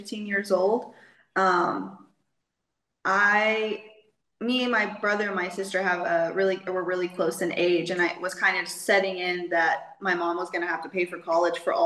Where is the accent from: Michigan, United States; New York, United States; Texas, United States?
Texas, United States; moved away as an adult; now in Mexico; I am from Texas in the United States. Kind of grew up all around Texas